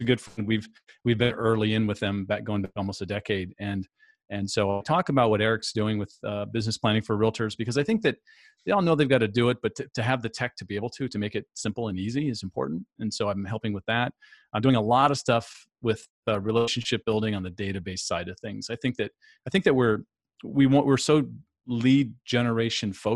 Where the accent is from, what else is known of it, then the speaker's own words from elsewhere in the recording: San Diego, California, United States; moved away as an adult; also born or lived in Phoenix; I come from San Diego, but relocated to Phoenix for an opportunity